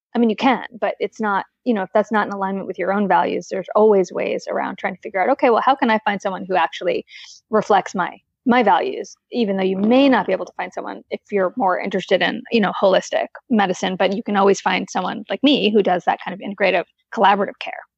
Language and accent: English; East Coast, United States; now in Portland, United States; I'm from the East Coast.